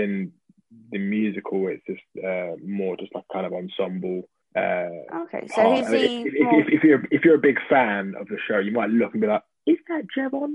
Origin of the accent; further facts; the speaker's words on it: Dagenham, London, United Kingdom; growing up in Dagenham, where I knew you from church